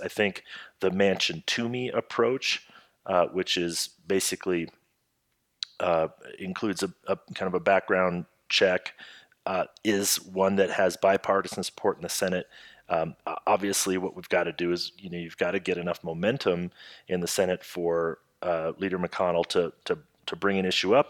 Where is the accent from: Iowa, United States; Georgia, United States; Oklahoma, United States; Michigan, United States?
Iowa, United States; Jeff and my home state of Iowa